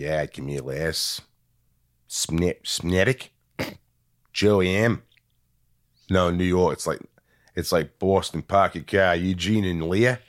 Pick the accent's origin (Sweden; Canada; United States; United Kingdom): Sweden; I don't do it Swedish. I'm from Sweden.